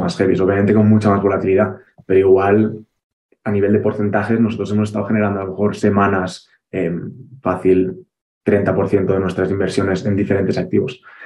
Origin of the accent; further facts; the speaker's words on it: Barcelona, Catalonia, Spain; moved away as an adult; now in Andorra; los que somos de Barcelona